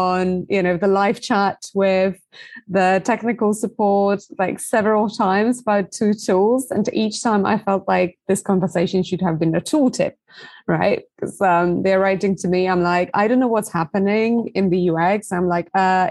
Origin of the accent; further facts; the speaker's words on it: Poland; originally from Poland, hence the difficult last name